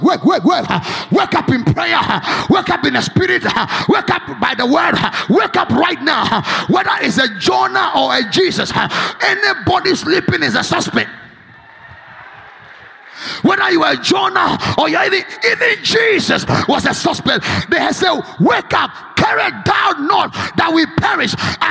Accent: Ghana; I am more connected to the spirit. I'm Ghanaian.

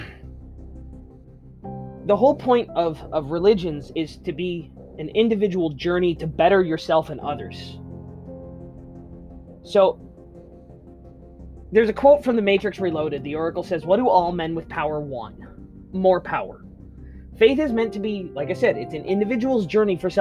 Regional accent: Canada; being Canadian, to being born in Canada

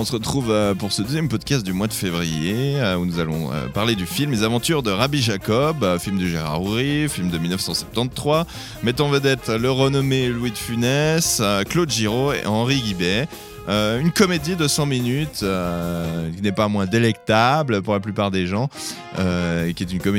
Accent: Switzerland; tout le monde est suisse autour de la table.

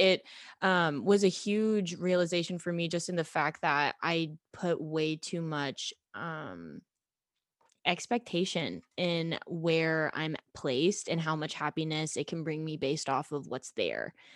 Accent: Kansas City, Kansas, United States; moved away as an adult; now in Texas, United States; I grew up in Kansas City, now I live in Texas.

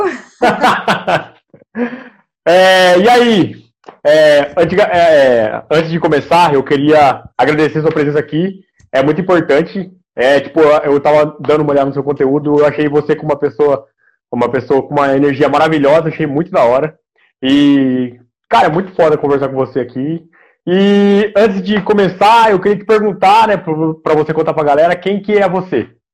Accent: Aguaí, São Paulo, Brazil; moved away; Eu sou de Aguaí.

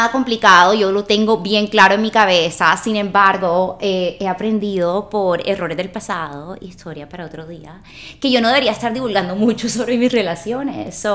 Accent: Barranquilla, Atlántico, Colombia; moved away as an adult; now in Los Angeles, United States; Me crié en Barranquilla, viví toda mi vida en Barranquilla y a los 25 años decidí mudarme a Los Ángeles.

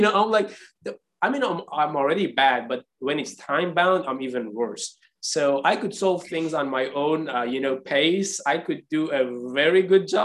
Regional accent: Iran; I'm from Iran. Persian people are prideful people. You know, we had 2,500 years of history of civilization

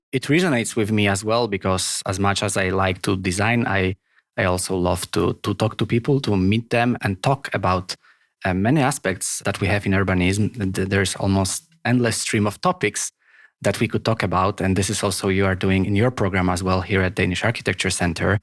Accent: Poland; first language Polish; English is a second language; now in Copenhagen, Denmark; Polish, which is my native language

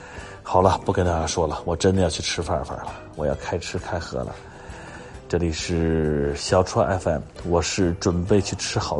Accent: Beijing, China; 我们这几个北京的呢都回家了，

